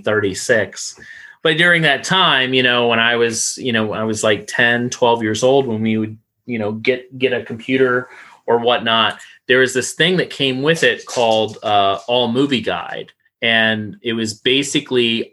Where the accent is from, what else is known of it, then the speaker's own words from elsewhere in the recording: Florida, United States; growing up in Florida, we had a video hut